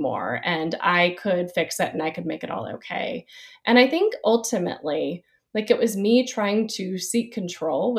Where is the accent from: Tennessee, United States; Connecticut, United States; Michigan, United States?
Tennessee, United States; Nashville; moved away as an adult; also born or lived in Chattanooga, Tennessee / Dallas, Texas; now in Winston-Salem, United States; I'm from the Nashville area. I grew up there